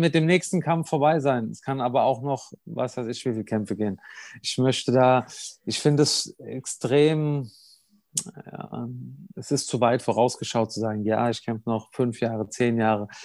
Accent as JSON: {"language": "German", "country": "Germany", "tie": "born or raised there", "moved": "yes", "said": "im Odenwald war, in meiner Heimat"}